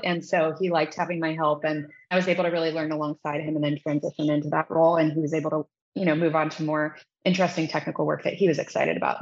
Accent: Midwest, United States; moved away as an adult; also born or lived in Indiana; now in Silicon Valley, United States; I grew up in the Midwest

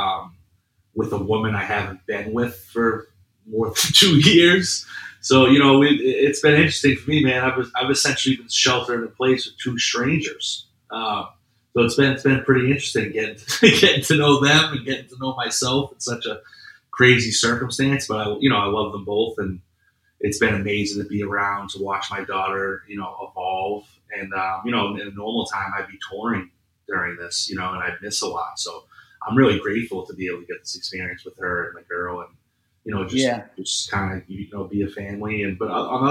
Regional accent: Boston, Massachusetts, United States; moved away as an adult; now in Los Angeles, United States; I'm originally from Boston, from the city, and I've been out here since about 2005

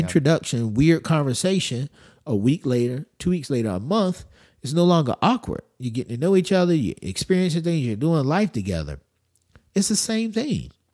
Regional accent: United States; I'm American

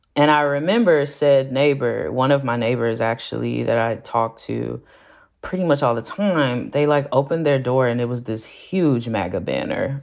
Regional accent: Fort Worth, Texas, United States; moved away as an adult; now in Austin, United States; I'm specifically from the east side of Fort Worth, Texas. In the Stop Six area, a historically black neighborhood

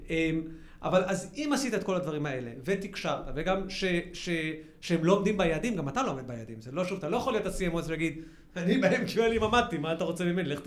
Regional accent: United States; moved away; also born or lived in Israel; גדלתי גם בארצות הברית

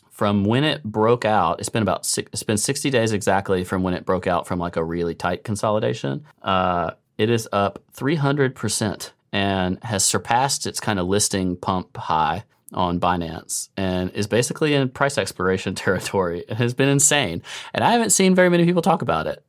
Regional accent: United States

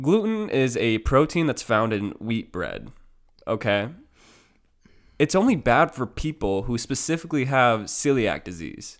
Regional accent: Iowa, United States; Iowa, my hometown, my, my home state

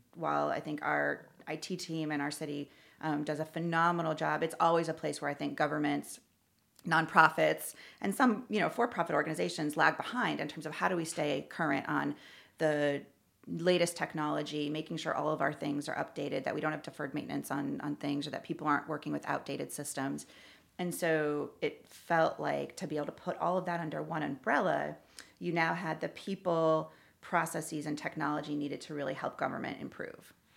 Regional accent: Newington, Connecticut, United States; moved away as an adult; also born or lived in San Francisco / Miami / Washington, D.C.; now in Louisville, United States; I was born and raised in Connecticut, a little suburb outside of Hartford called Newington

